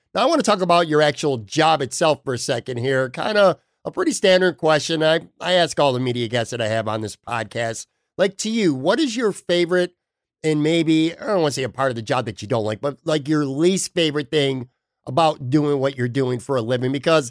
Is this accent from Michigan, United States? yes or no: no; Buffalo, New York, United States; moved away as an adult; now in Florida, United States; I was born and raised in Buffalo and have lived there almost all my life.